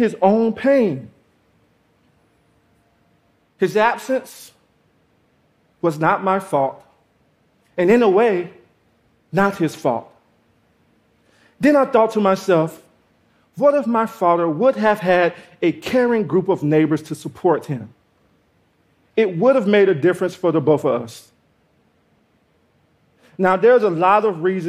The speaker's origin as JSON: {"language": "English", "region": "Georgia", "country": "United States", "tie": "born or raised there", "said": "I grew up in Georgia without my father"}